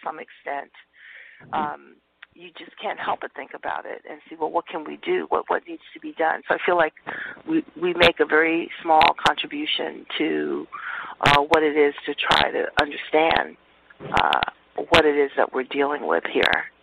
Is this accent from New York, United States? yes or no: yes; New York City, New York, United States; now in California, United States; I grew up in Harlem for, a few years before I moved to California